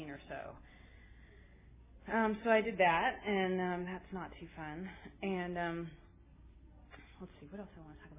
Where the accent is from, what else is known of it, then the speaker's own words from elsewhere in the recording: Berkeley, California, United States; I grew up around here. I grew up in Berkeley